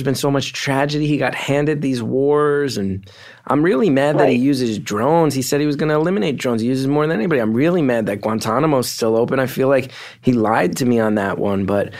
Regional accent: New Jersey, United States; I grew up in North Jersey.

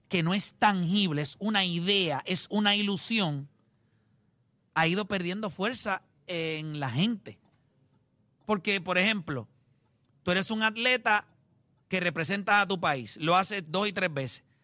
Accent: Puerto Rico; Digo, me siento orgulloso de donde soy. Sigo siendo puertorriqueño.

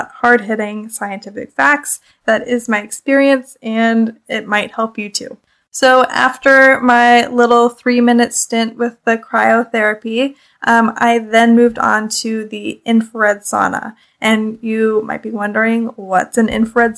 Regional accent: Canada; I'm Canadian

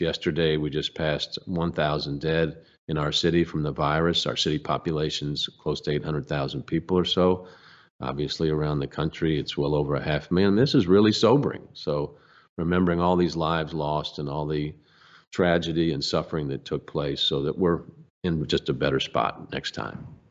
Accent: United States; I'm from the United States of America

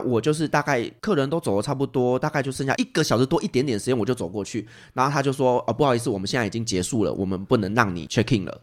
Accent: Taiwan; 我是台湾人，啊，我要回台湾，啊，这是台湾 I D， 啊，这是我的台湾护照

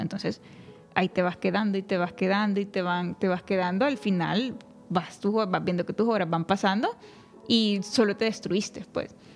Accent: Honduras; la cultura de, que nos envuelve como hondureños

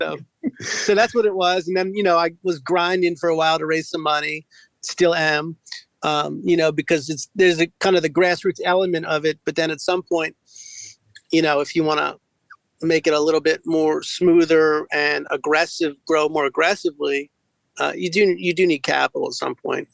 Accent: Westminster, Maryland, United States; I'm from Carroll County out in Westminster, uh, about an hour outside of Baltimore

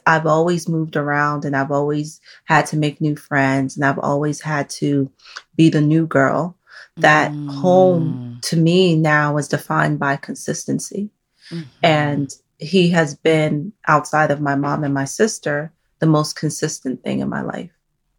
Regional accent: North Carolina, United States; also born or lived in Nigeria / New York / Massachusetts / Maryland; I grew up in North Carolina, then my family moved to New York. I even lived in Massachusetts, then we moved to Maryland. I was born in Nigeria.

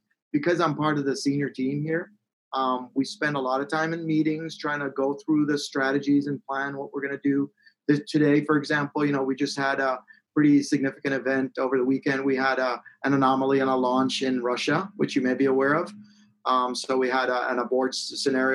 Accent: Jamaica; moved away; I was born in Jamaica and like in the rural, I grew up in the rural hills of Jamaica

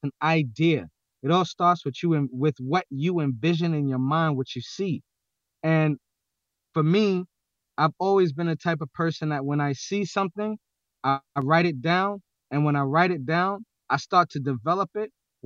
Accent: New York City, New York, United States; I'm from New York City

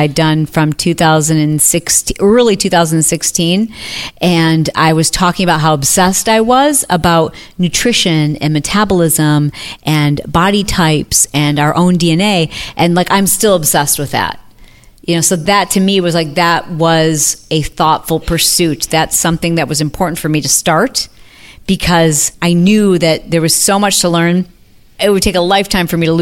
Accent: Midwest, United States; moved away; I'm from the Midwest

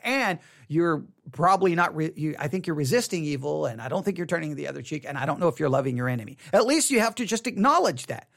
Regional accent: Texas, United States; I was raised here in Texas

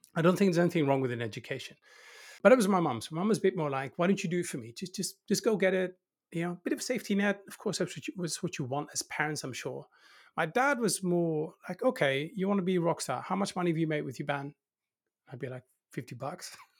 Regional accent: 's-Hertogenbosch, North Brabant, Netherlands; I'm actually from the countryside. So I'd be considered, uh, not from Holland, I'm from the Netherlands.

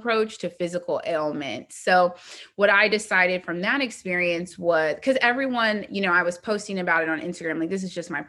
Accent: Indianapolis, Indiana, United States; I'm from Indianapolis

